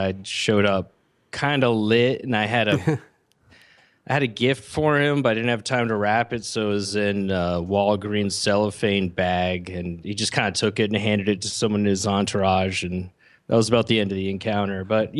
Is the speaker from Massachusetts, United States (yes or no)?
yes; Massachusetts, United States